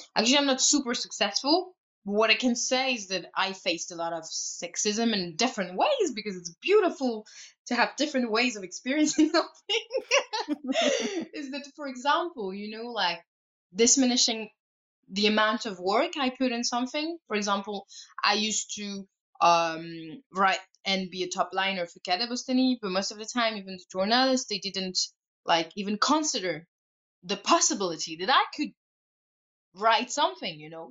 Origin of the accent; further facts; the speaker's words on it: Switzerland; I come from Switzerland, you know, so you're surrounded by nature